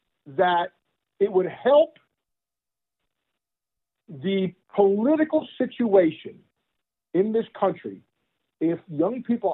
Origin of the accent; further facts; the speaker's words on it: New Jersey, United States; moved away as an adult; also born or lived in Texas; I grew up in New Jersey and went to school in Texas.